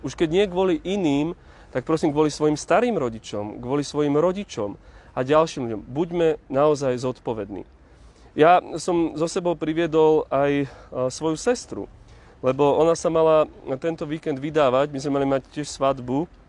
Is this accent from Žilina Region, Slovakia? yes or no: yes; Hruštín, Žilina Region, Slovakia; moved away; ja som rodákom z Hruština na Orave